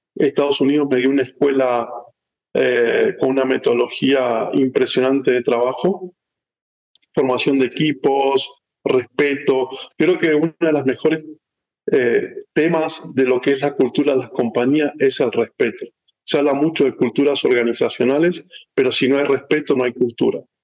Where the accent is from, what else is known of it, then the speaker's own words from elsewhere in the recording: San Rafael, Mendoza, Argentina; moved away as an adult; also born or lived in Chile / Miami, United States / Mexico; now in United States; nací en Argentina, en una ciudad llamada San Rafael, que es un pueblito, una ciudad eh, importante de, Mendoza. Ahí nací, eh, em, ahí me crié